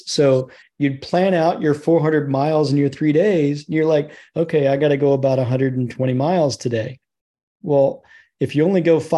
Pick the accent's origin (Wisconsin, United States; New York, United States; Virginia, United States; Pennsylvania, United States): Virginia, United States; I'm from Virginia.